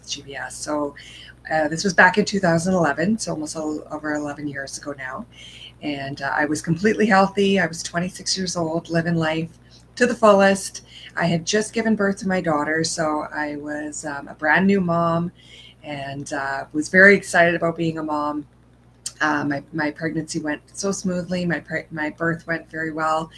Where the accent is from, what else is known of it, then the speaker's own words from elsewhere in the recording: Edmonton, Alberta, Canada; I am from Edmonton, Canada